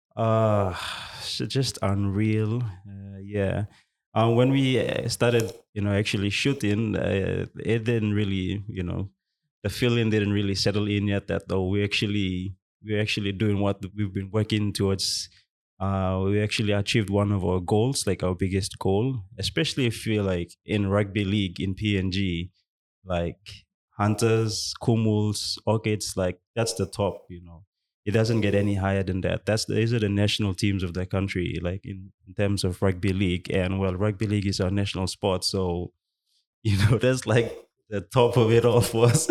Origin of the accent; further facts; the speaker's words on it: Western Province, Papua New Guinea; I'm from Western Province as well.